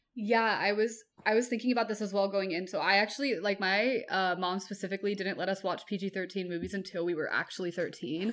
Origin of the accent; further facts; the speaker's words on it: Bay Area, California, United States; I grew up in the Bay Area in California